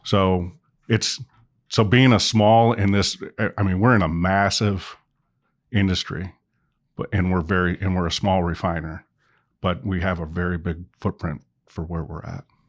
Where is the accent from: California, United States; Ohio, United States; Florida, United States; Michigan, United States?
Michigan, United States; moved away as an adult; also born or lived in North Dakota; now in Indiana, United States; originally I'm from Michigan.